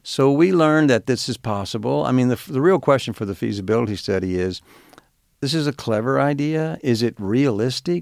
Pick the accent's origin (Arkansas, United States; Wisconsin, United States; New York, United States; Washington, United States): Arkansas, United States; Star City; moved away; growing up in Star City